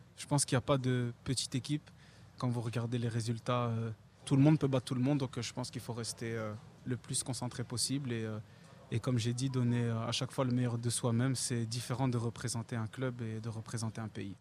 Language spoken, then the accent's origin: French; Belgium; La Belgique, je suis né là-bas, j'ai joué là-bas, je suis belge